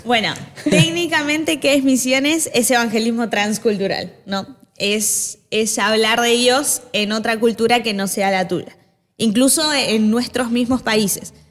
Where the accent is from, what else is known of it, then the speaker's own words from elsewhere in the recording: Argentina; also born or lived in Chile / India; now in Buenos Aires, Argentina; nací en Chile, criada en Argentina, eh, por eso tengo un acento particular.